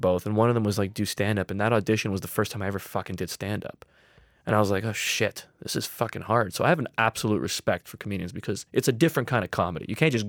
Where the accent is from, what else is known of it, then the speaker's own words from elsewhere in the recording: Hamilton, Ontario, Canada; born there; I was born in Hamilton